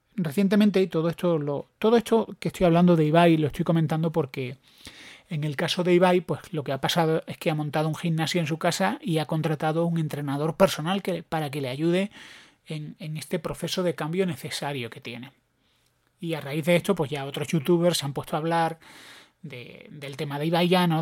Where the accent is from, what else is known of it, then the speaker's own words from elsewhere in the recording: Granada, Andalusia, Spain; yo soy de Granada